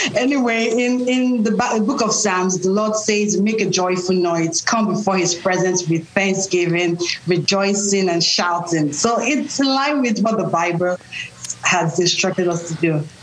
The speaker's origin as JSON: {"language": "English", "country": "Nigeria", "tie": "born or raised there", "moved": "yes", "lives_now": "United States", "said": "I'm Nigerian. I was born and raised in Nigeria, but I live in the U.S. right now"}